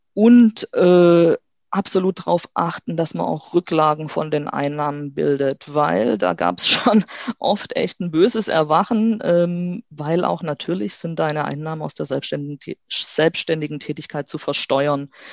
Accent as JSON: {"language": "German", "town": "Stuttgart", "region": "Baden-Württemberg", "country": "Germany", "said": "ich komme aus Stuttgart"}